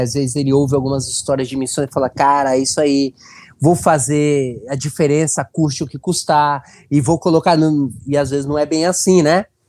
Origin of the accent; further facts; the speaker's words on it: Santos, São Paulo, Brazil; moved away as an adult; now in Benevides, Brazil; Eu sou natural de Santos, litoral de São Paulo, mas já estou há 14 anos aqui no norte do Brasil, especialmente no, na região do Pará